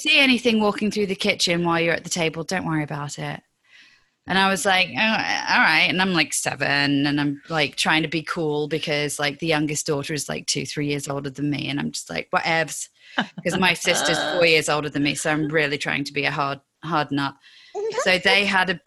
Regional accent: English countryside, England, United Kingdom; also born or lived in London; we moved to the countryside from London when I was six

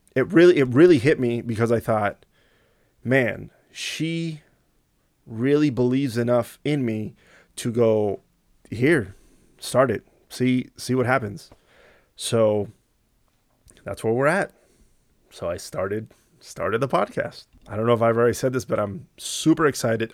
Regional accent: Southern California, United States; moved away as an adult; also born or lived in Houston; I grew up in Southern California.

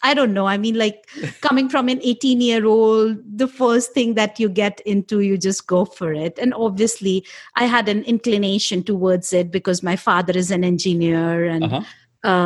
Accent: India; moved away as an adult; now in Arizona, United States; I grew up in India in the 80s.

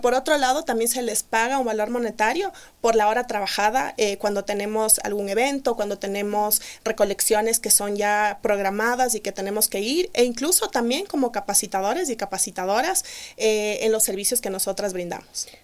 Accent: Ecuador; also born or lived in Melbourne, Australia; somos tres mujeres ecuatorianas que fundamos esta empresa

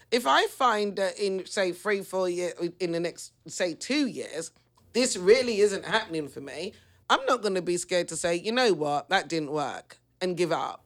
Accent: London, United Kingdom; I come from the East End. I'm not gonna deny my roots.

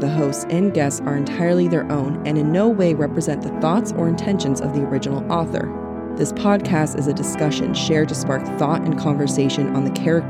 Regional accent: Wales, United Kingdom; now in England; So I'm Welsh/British, currently living in England

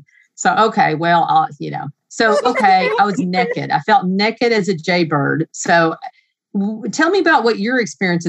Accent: Southern United States, United States; accent: Southern; now in Nashville, United States; That's my Southern accent coming.

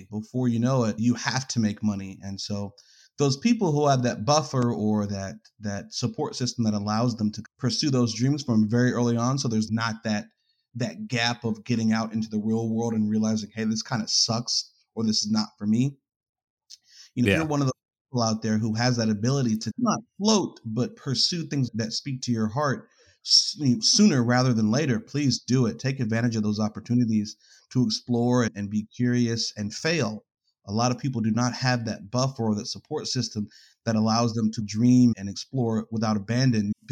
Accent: New York, United States; now in Greensboro, United States; I am from North Carolina, but from New York originally. Moved around, I guess, like the the East Coast all the way down to Atlanta at one point, but then found myself and my family in North Carolina.

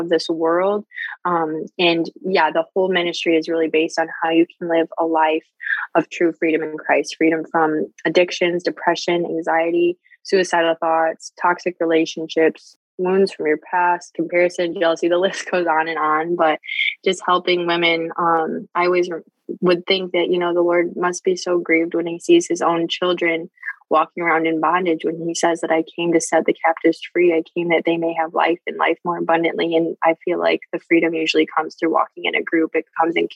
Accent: Michigan, United States; I'm from Michigan

